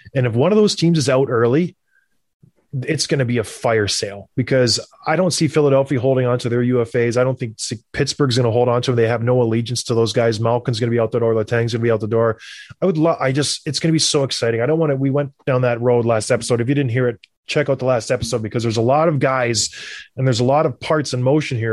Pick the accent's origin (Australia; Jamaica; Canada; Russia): Canada; growing up in Canada